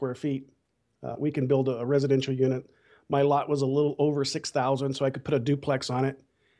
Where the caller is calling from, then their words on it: Bakersfield, California, United States; Well, Bakersfield, California.